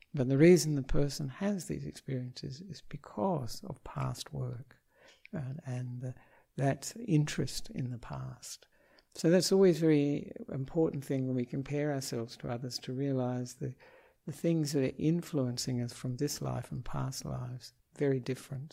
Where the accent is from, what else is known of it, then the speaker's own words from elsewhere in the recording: Perth, Western Australia, Australia; moved away as an adult; now in Sri Lanka; I am an Australian monk um, who was born in Perth